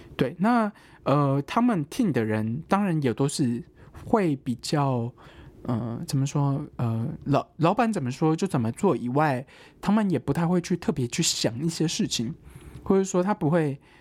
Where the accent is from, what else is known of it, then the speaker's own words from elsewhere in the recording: Taiwan; 我是个台湾人